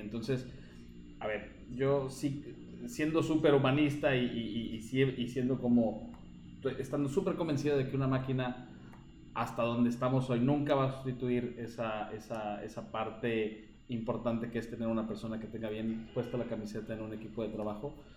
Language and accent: Spanish; Mexico; now in Chile; yo como mexicano